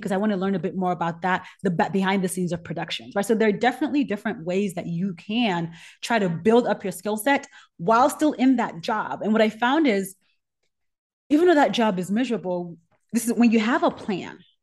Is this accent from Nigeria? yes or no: yes; Nigeria; moved away; I'm Nigerian. I grew up hot